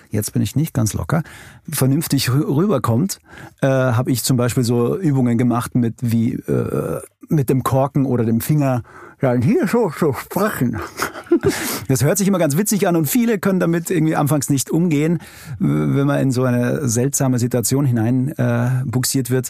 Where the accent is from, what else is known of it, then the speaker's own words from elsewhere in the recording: Bavaria, Germany; accent: Bavarian; Das bayerische R. Ich liebe ja meinen Dialekt und, und pflege den auch so im Privaten.